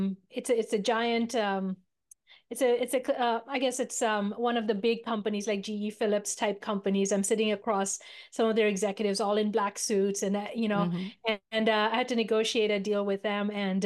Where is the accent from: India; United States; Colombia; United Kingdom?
India; moved away; So I am a immigrant from India, a small remote village in the foothills of the Himalayas.